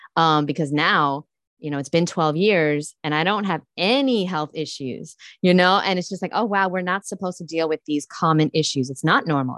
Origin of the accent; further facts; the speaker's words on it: New York City, New York, United States; I grew up in Brooklyn, New York